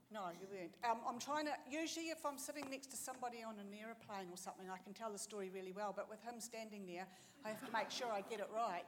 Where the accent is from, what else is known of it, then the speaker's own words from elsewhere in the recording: Tauranga, Bay of Plenty, New Zealand; also born or lived in Christchurch; we are actually from Tauranga and we're living in Christchurch for the year.